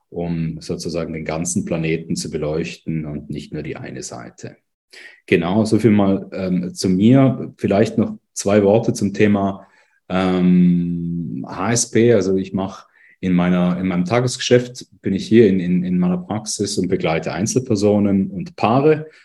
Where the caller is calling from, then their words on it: Lucerne, Switzerland; Wie gesagt, ich bin aus Luzern zugeschaltet, hier im mhm. dunklen, aber eigentlich güldenen, herbstigen aktuell Luzern.